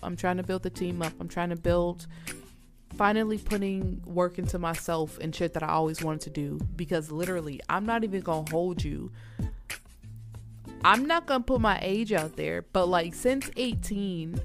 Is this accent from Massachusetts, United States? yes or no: no; Atlanta, Georgia, United States; now in Minnesota, United States; I'm not born and raised here in Minnesota, y'all. I'm from Georgia, Atlanta, okay? I'm not from up north. I'm from the south, born and raised in the south